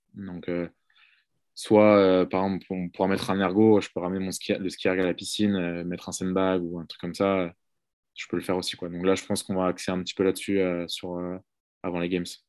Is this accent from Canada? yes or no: no; Brittany, France; moved away; also born or lived in Marseille; je viens de Bretagne